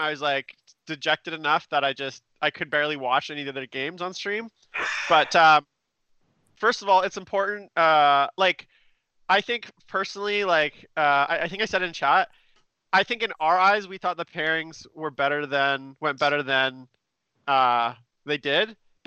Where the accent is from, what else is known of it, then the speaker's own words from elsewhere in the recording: Vancouver, British Columbia, Canada; we're both from Vancouver